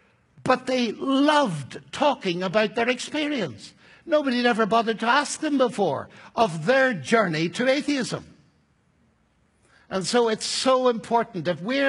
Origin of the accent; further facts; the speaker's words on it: Northern Ireland, United Kingdom; I'm an Irishman, you see. So I have to watch my temperament.